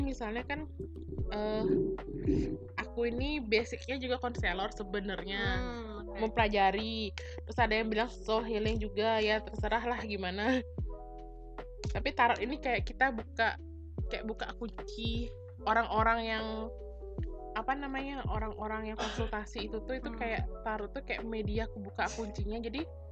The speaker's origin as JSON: {"language": "Indonesian", "region": "Bali", "country": "Indonesia", "said": "aku orang Bali"}